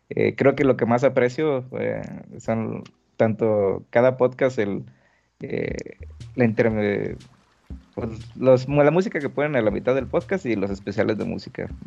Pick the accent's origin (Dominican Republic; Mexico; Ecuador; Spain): Mexico; Reynosa, Tamaulipas; now in Querétaro, Mexico; Sí, bueno, yo soy de Reynosa, Tamaulipas, eh, pero tengo aquí en Querétaro ya cinco años desde que me mudé para acá, ¿no?